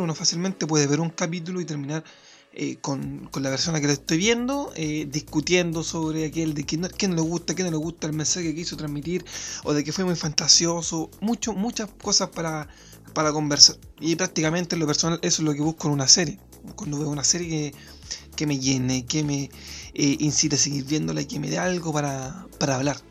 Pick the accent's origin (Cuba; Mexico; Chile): Chile; desde mi, mi realidad como chileno